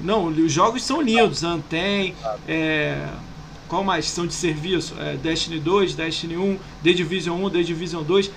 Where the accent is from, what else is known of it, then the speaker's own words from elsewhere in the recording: Rio de Janeiro, Brazil; also born or lived in São Paulo; now in Niterói, Brazil; Eu sou do Rio